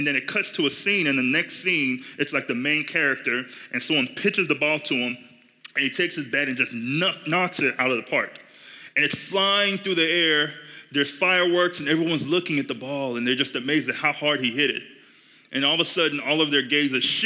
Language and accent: English; Nigeria; now in United States; I grew up in Nigeria